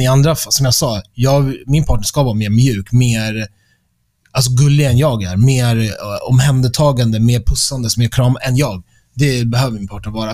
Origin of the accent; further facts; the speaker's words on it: Stockholm, Stockholm County, Sweden; moved away as an adult; also born or lived in London; jag är född och uppväxt i Stockholm